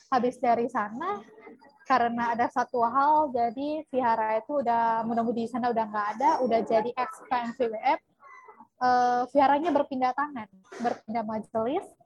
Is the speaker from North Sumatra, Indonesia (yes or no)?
yes; Tanjung Balai, North Sumatra, Indonesia; now in Medan, Indonesia; Saya aslinya dari Tanjung Balai, sekarang stay di Medan.